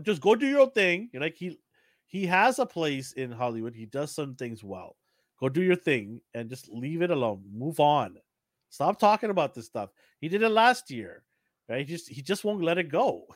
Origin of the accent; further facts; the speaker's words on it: Fiji; now in Canada; I'm from Fiji.